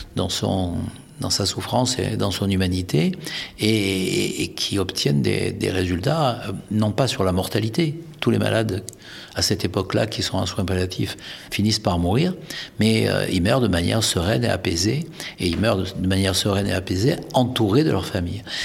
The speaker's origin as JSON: {"language": "French", "country": "France", "said": "nous sommes français"}